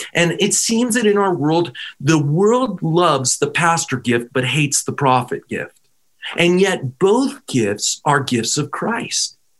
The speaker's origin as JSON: {"language": "English", "town": "Pittsburgh", "region": "Pennsylvania", "country": "United States", "said": "I come from Pennsylvania. Pittsburgh is my home"}